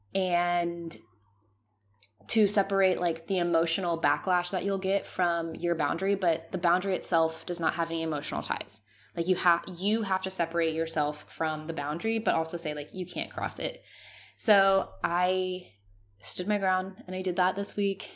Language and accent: English; Mexico; moved away as an adult; As a Mexican, I am very close to my family